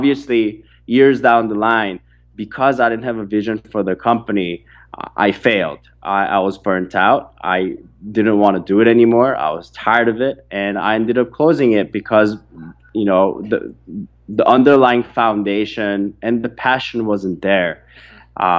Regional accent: Orange County, California, United States; I grew up in Orange County not having everything that I wanted

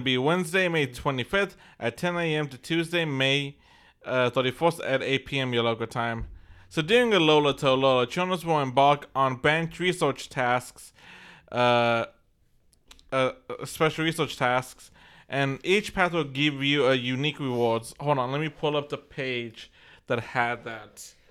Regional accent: Texas, United States; we're from Texas

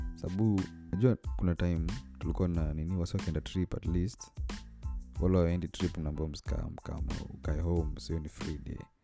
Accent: Kenya; mi ni mkenya

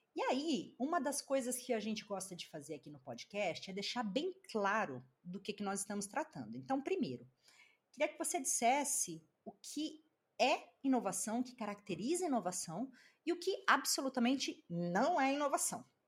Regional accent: Brazil; moved away; nós que somos brasileiros, né, e que moramos no exterior

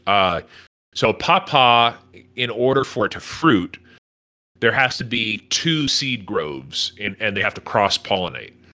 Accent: Northern California, United States; now in Texas, United States; I grew up in Northern California

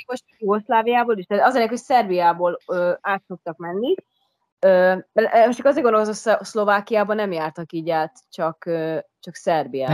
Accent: Hungary; moved away as an adult; also born or lived in Budapest; én ugye vidéken nőttem fel

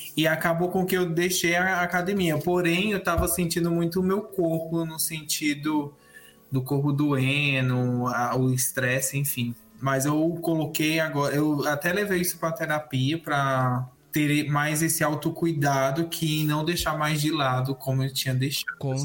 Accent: Brasília, Federal District, Brazil; now in São Paulo, Brazil; E eu moro em São Paulo atualmente, mas eu sou natural de Brasília

